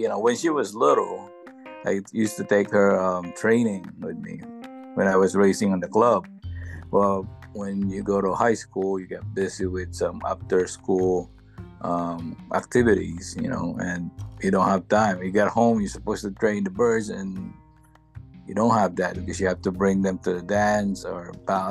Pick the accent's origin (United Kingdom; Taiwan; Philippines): Philippines; moved away as an adult; now in Connecticut, United States; I was born in the Philippines. I came here in the U.S.